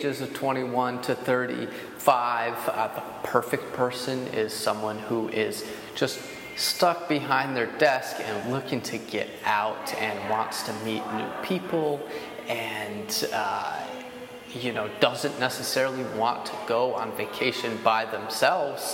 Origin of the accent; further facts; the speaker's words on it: Poughkeepsie, New York, United States; I'm from Poughkeepsie, New York, which I don't know if you guys have heard of Poughkeepsie, but it's in the Hudson Valley. And I grew up doing outdoor stuff